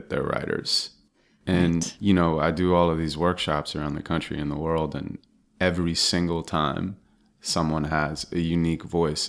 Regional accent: Santa Monica, California, United States; Yeah, and I was. I mean, it was a great place to grow up.

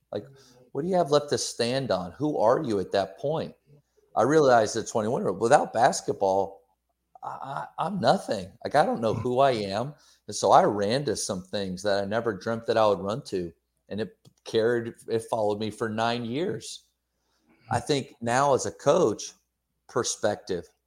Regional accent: Pennsylvania, United States; moved away; also born or lived in Texas; Growing up in Pennsylvania, moving down to Texas for basketball

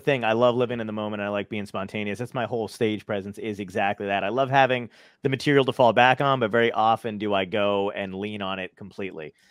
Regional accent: New York City, New York, United States; I'm from Brooklyn

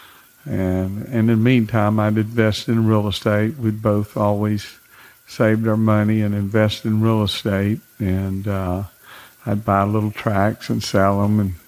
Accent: the Glades, Florida, United States; also born or lived in West Palm Beach, Florida; I was from the Glades, knew a lot of people in the sod business

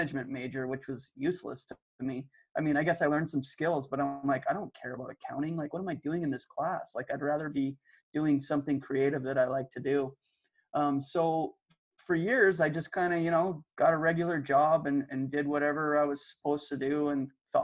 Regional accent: Calgary, Alberta, Canada; I grew up in Calgary, Alberta

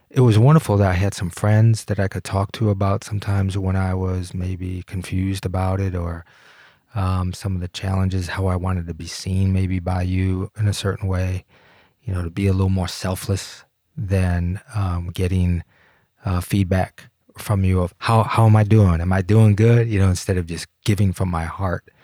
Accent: Detroit, Michigan, United States; now in Colorado, United States; It was wonderful. It was absolutely wonderful. I didn't miss the city at all.

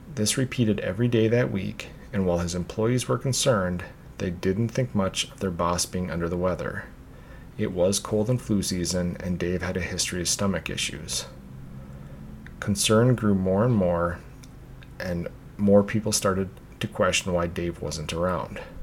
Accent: Minnesota, United States; back to my home state of Minnesota

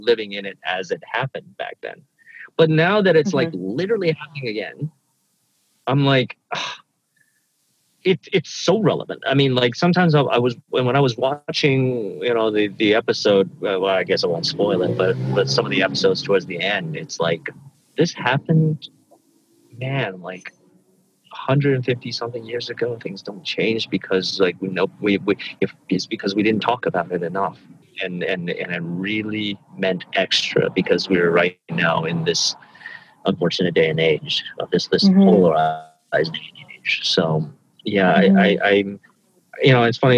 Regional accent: Memphis, Tennessee, United States; also born or lived in Kobe, Japan / Guangxi, China; we immigrated when I was a child to the deep south of America, which is Memphis, Tennessee. And that's where I was sort of came of age.

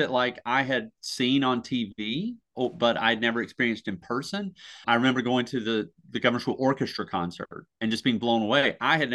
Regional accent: Surry County, North Carolina, United States; I come from a very small county. I come from Surrey County.

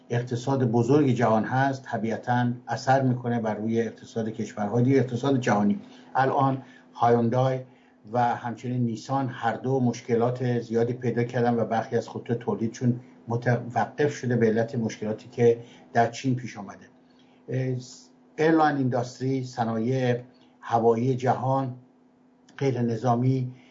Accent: Iran; moved away as an adult; من در ایران متولد شدم و در ایران تحصیلات کردم از دانشکده دندوپزشکی دانشگاه ملی ایران فارغ التحصیل شدم

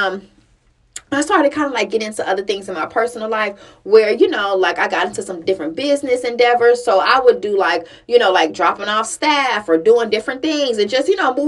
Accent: Chicago, Illinois, United States; I grew up in Chicago

